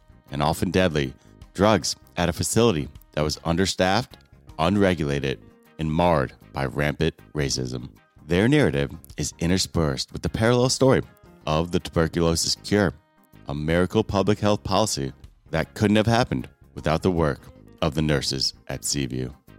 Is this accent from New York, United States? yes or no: yes; New York, United States; as a New Yorker.